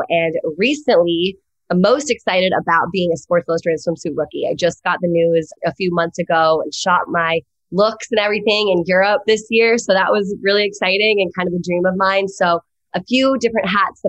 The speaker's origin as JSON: {"language": "English", "area": "East Coast", "region": "home Virginia", "country": "United States", "moved": "as an adult", "lives_now": "Los Angeles, United States"}